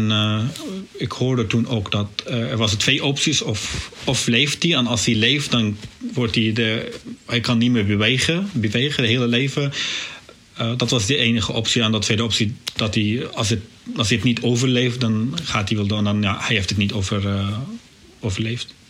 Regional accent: Syria; Dutch is a second language; moved away as an adult; also born or lived in Beirut, Lebanon; now in Netherlands; ik ben geboren, aangedogen in Syrië

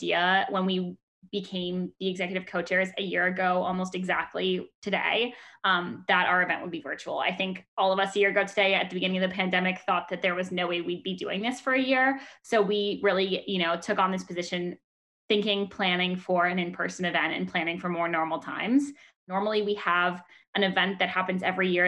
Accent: Menlo Park, California, United States; I'm a current fourth year from Menlo Park, California

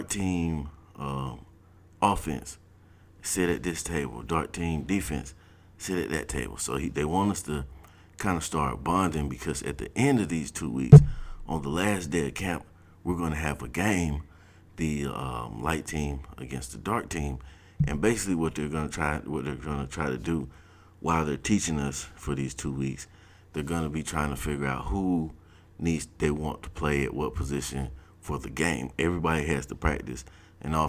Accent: South Georgia, United States; moved away as an adult; Now I'm coming from South Georgia

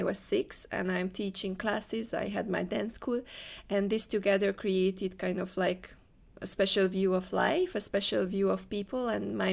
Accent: Hungary; moved away as an adult; now in Malaysia; I'm from Hungary. I never lived outside Hungary.

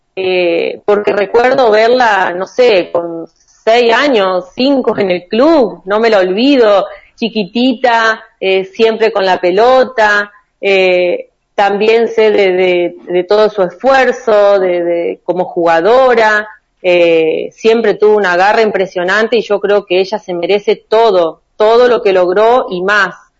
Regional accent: María Juana, Santa Fe, Argentina; also born or lived in Villa Ángela, Chaco / Rosario; yo nací en Villa Ángela, en el Chaco, eh, y después, bueno, por cuestiones laborales de mi papá, eh, vivimos en Rosario también un par de años y bueno, y desde allí de Rosario llegué acá eh, a María Juana en el año 91

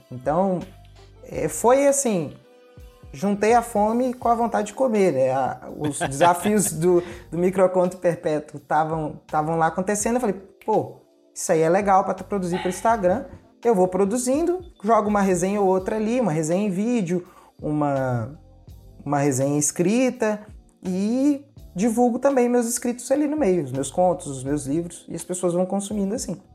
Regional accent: Ipatinga, Minas Gerais, Brazil; Eu sou mineirinho. Eu. Ah. Eu nasci em Patinga, eu moro perto de Patinga

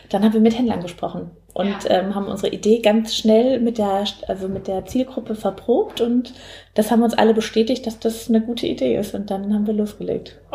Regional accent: Southern Germany, Germany; ansonsten komme ich aus Süddeutschland, aus einer Unternehmerfamilie.

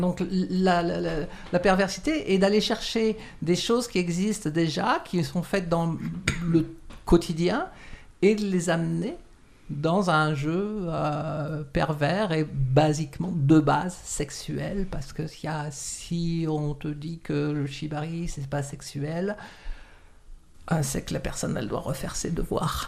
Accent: France; moved away as an adult; also born or lived in Morocco / Quebec, Canada; now in Montreal, Canada; je suis né au Maroc de parents français. Euh, et je, suis arrivé en France, j'avais à peu près 5 ans. Et je suis arrivé ici, donc j'avais une quarantaine d'années.

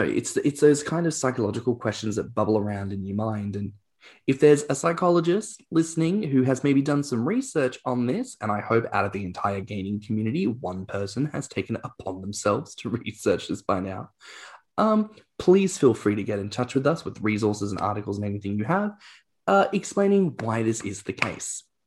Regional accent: Australia; as an Australian

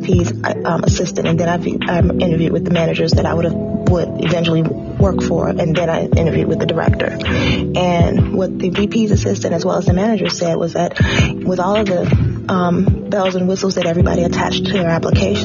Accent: Chicago, Illinois, United States; now in New Orleans, United States; I was born and raised in Chicago, mostly in the Bronzeville area, and graduated from Dunbar High School in 1988

